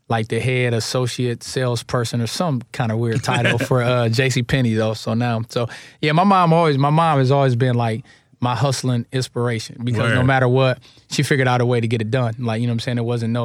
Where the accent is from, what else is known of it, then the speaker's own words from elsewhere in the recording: Akron, Ohio, United States; moved away as an adult; also born or lived in Columbus, Ohio / Philadelphia; Akron, Ohio, West Side.